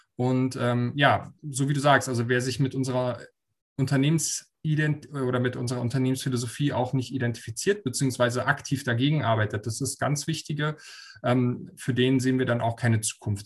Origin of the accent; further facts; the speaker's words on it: Berlin, Germany; komme gebürtig aus Berlin